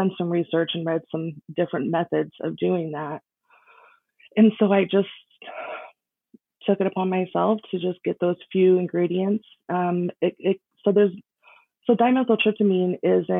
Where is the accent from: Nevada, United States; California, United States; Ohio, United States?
Nevada, United States; Las Vegas; I was born and raised in Las Vegas.